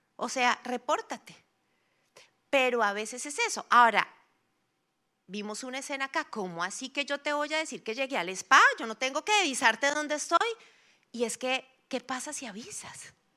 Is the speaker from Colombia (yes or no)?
yes; Bogotá, Colombia; como rolos tenemos